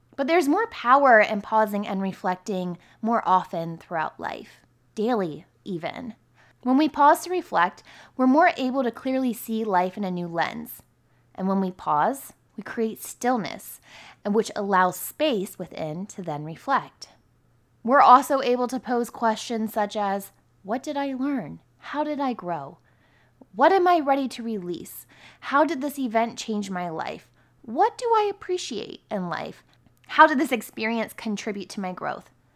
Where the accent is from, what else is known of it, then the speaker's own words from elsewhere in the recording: near Camp David, about an hour west of DC, Maryland, United States; My hometown was really close to Camp David as well, and we're about an hour west of D C.